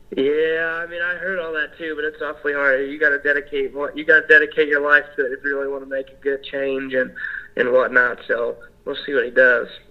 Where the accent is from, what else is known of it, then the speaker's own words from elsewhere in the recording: Evansville, Indiana, United States; I'm from Evansville, Indiana. Um, it's right there on the border of Kentucky